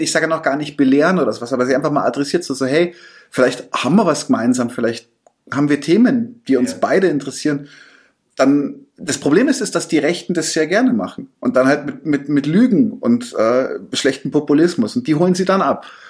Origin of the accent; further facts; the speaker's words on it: area around Munich, Bavaria, Germany; ich bin ja auch nicht direkt in München groß geworden, sondern auch im Umland